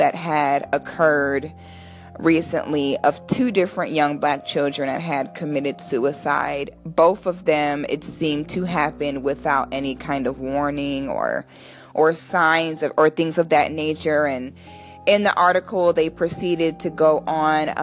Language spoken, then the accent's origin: English; United States; a Black person born in the United States